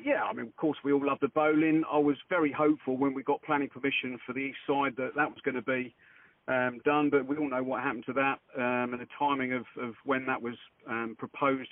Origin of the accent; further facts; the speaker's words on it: Cambridgeshire, East of England, United Kingdom; I'm from Cambridgeshire, and still live in Cambridgeshire